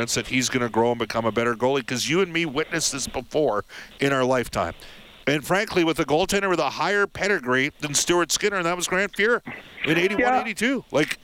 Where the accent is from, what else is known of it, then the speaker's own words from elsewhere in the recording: Edmonton, Alberta, Canada; I'm from Edmonton